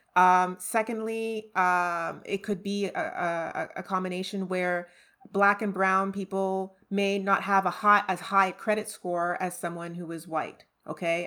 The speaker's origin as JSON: {"language": "English", "town": "Pointe-Claire", "region": "Quebec", "country": "Canada", "tie": "born or raised there", "also_born_or_lived": "Trinidad", "moved": "as an adult", "lives_now": "Orange Park, United States", "said": "I grew up in Point Claire in the suburbs"}